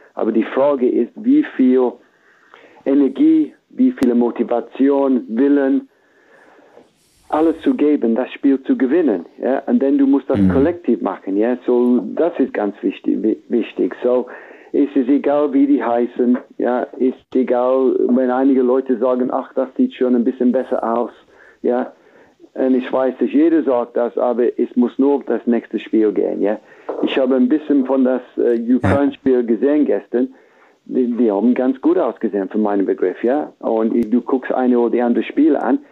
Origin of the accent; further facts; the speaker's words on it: England, United Kingdom; German is a second language; wir haben ein, ein gutes Gefühl momentan in England